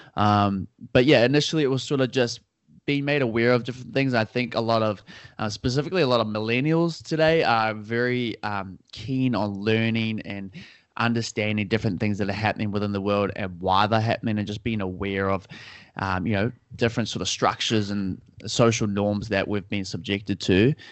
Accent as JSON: {"language": "English", "region": "Auckland", "country": "New Zealand", "tie": "born or raised there", "said": "so I'm from Auckland, New Zealand. So, uh, down in the southern hemisphere, down under, as people like to call it. And, uh, yeah, I've been here my whole life."}